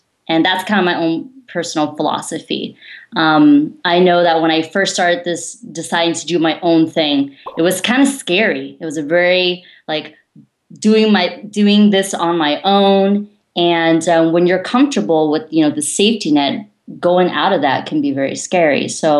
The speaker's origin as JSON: {"language": "English", "region": "California", "country": "United States", "said": "So as John mentioned, I'm originally from Silicon Valley."}